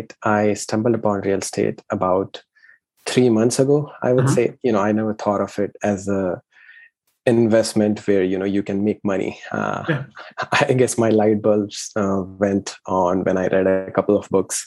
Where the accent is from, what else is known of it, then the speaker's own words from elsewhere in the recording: India; moved away as an adult; I am originally from India. I came about 15 years ago